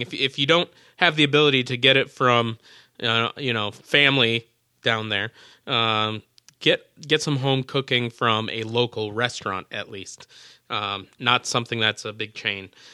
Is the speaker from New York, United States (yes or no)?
no; Minnesota, United States; moved away; also born or lived in Baton Rouge, Louisiana; though I lived there for fifteen years, I was born and raised in Minnesota. I was a transplant